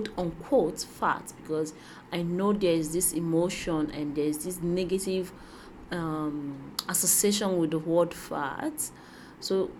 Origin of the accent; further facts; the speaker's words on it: Nigeria; growing up in Nigeria